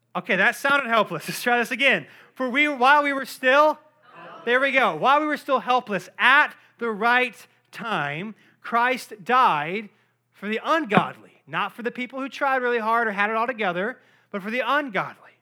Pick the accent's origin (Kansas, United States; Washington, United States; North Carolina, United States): North Carolina, United States; Cary; I grew up in Cary, North Carolina